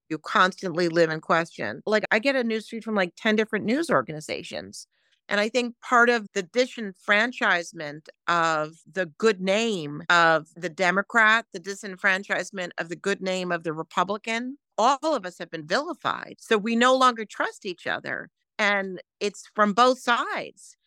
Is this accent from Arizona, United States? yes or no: no; New York City, New York, United States; I grew up in New York City